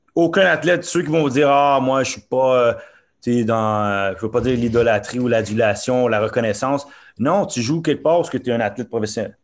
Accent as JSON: {"language": "French", "town": "Montreal", "region": "Quebec", "country": "Canada", "tie": "born or raised there", "also_born_or_lived": "Norway"}